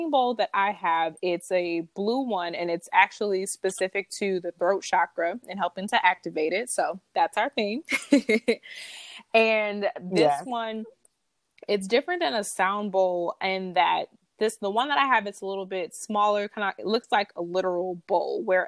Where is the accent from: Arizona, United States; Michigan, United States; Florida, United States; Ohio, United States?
Michigan, United States; Detroit; moved away as an adult; also born or lived in Washington, D.C. area (DMV) / New York / California; I'm from Detroit